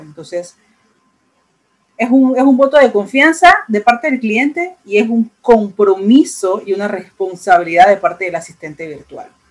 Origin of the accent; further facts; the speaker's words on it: Panama; en mi país, en Panamá